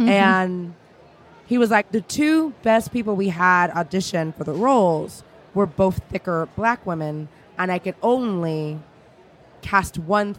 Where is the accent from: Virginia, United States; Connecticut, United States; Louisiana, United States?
Louisiana, United States; I'm from Louisiana, so I'm a total dork on this.